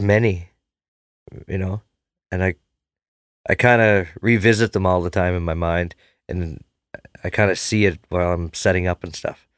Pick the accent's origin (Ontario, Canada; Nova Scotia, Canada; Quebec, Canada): Nova Scotia, Canada; Cape Breton; I'm from Cape Breton